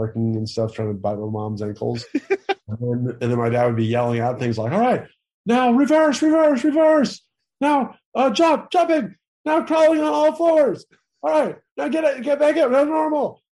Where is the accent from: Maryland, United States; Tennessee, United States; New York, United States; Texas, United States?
Tennessee, United States; now in California, United States; I'm from Tennessee